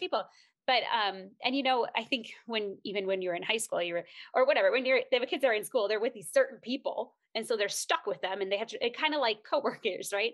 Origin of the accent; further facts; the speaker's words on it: Minnesota, United States; moved away as an adult; we're both from Minnesota area